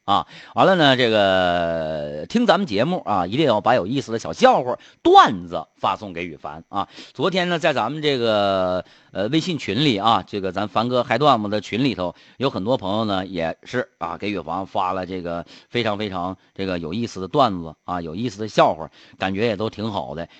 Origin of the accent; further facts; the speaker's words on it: Harbin, Heilongjiang, China; 哈尔滨土生土长的人